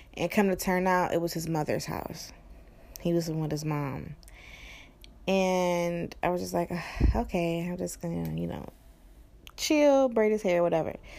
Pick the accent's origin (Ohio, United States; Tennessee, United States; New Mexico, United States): Ohio, United States; East Cleveland; I'm from East Cleveland in Ohio, and East Cleveland is pretty bad, you know? So I'm from the hood too